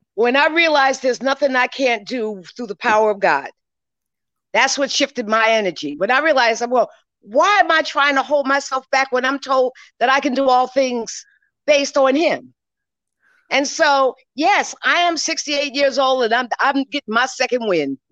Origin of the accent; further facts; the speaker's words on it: New York, United States; I was born here in New York and grew up in New York